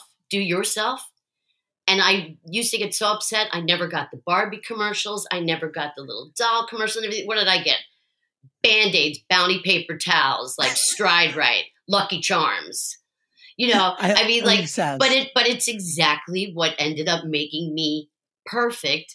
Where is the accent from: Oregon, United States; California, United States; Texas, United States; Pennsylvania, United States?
Pennsylvania, United States; Philadelphia; I was raised in Philly